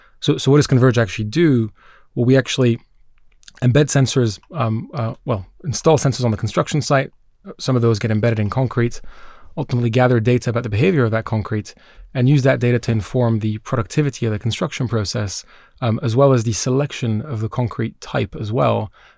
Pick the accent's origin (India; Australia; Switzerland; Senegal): Switzerland; Geneva; now in United Kingdom; So I grew up in Geneva, Switzerland. I'm Swiss Israeli. So I have family back in Tel Aviv